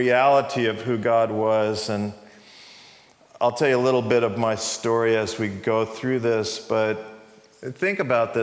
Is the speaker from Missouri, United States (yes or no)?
no; New York, United States; moved away as an adult; also born or lived in California; I moved from New York, where I grew up, to California